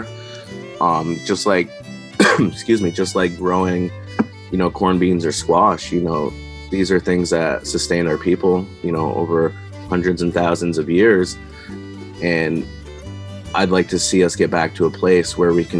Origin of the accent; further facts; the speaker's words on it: Richford, Vermont, United States; I grew up in Richford, Vermont